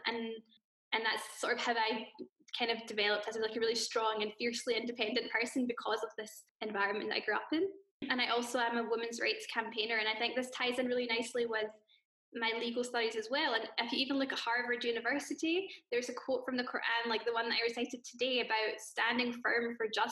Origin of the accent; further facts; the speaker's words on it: Glasgow, Scotland, United Kingdom; I'm from Glasgow, Scotland, and this is where I grew up